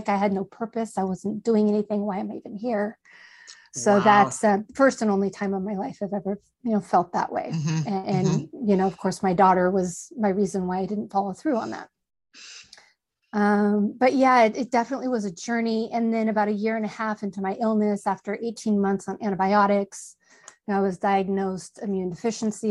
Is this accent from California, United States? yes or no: yes; just south of Humboldt, Northern California, United States; I grew up in Northern California, just south of Humboldt